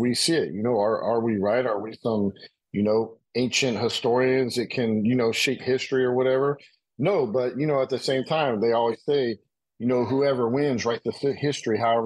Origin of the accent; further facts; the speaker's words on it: United States; I'm American